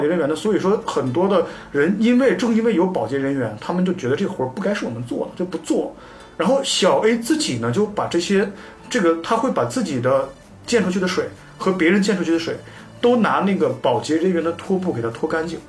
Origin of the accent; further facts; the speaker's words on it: Northeast China, China; 我家乡是东北